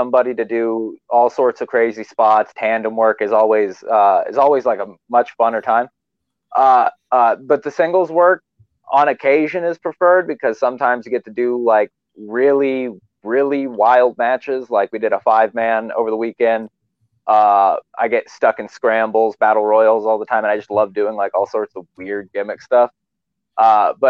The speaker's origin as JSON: {"language": "English", "town": "Wichita", "region": "Kansas", "country": "United States", "tie": "born or raised there", "also_born_or_lived": "New York City, New York", "said": "Wichita. I'm born and bred to be here. I was born in Manhattan. We moved out here at a young age. And this place became my home"}